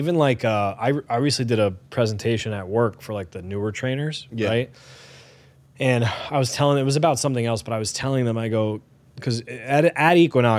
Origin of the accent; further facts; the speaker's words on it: Connecticut, United States; we're from Connecticut